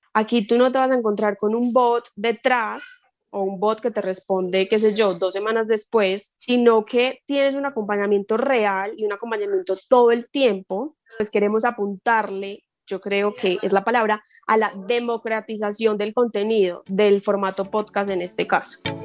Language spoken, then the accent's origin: Spanish; Colombia; como podcaster colombiana